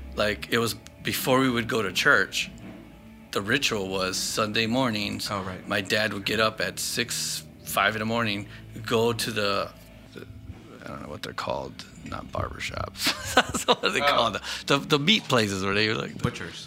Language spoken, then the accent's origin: English; Chicago, Illinois, United States; Growing up in Southside